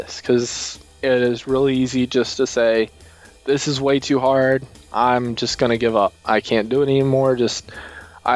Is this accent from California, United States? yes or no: no; Texas, United States; I want to grow my state and help make my state more... We're already the greatest state ever